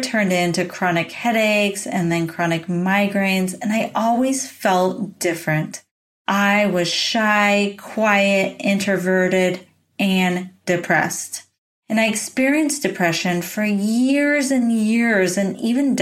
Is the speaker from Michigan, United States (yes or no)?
no; San Diego, California, United States; moved away as an adult; also born or lived in Boulder, Colorado; now in Oregon, United States; I went home from Boulder, Colorado to San Diego, California to live back at home with my parents